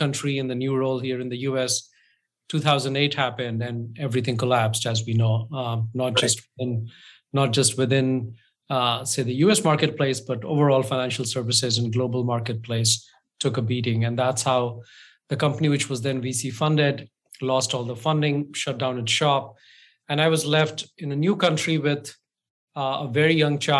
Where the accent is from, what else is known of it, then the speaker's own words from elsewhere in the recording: India; now in United States; I'm from India